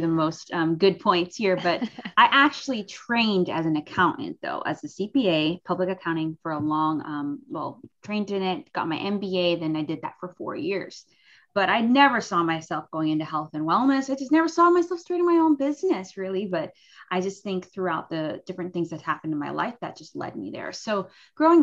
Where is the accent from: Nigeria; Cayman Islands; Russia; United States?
Cayman Islands; I'm from the Cayman Islands